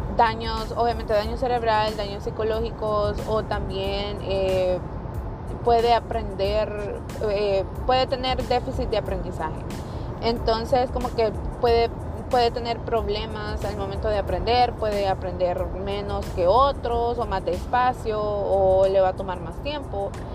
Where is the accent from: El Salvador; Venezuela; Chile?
El Salvador; moved away as an adult; now in United States; yo soy salvadoreña, nací en El Salvador, me crié allá también. Me vine para los Estados Unidos a mis 19 años